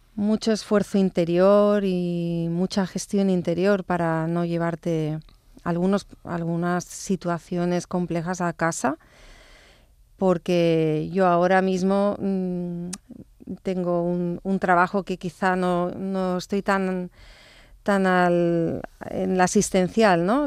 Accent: Barcelona, Catalonia, Spain; born or raised there; also born or lived in Stratford-upon-Avon, England

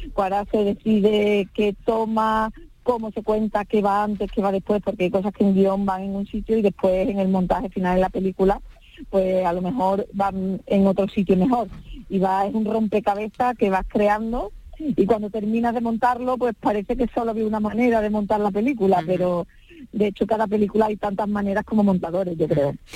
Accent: Seville, Andalusia, Spain; somos los dos de Sevilla

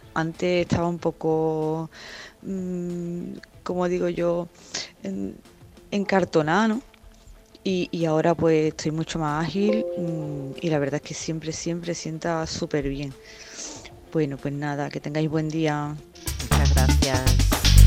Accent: Carmona, Andalusia, Spain; de aquí de Carmona, del pueblo de Carmona, de mi pueblo

